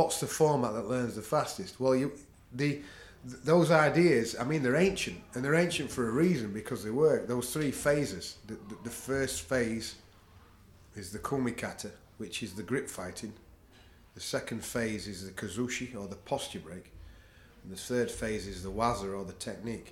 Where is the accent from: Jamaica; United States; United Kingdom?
United Kingdom; we're from a British culture